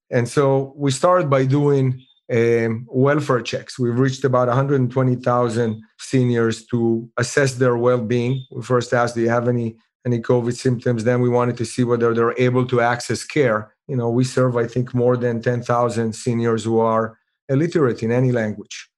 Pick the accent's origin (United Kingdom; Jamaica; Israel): Israel; moved away; I'm originally from Israel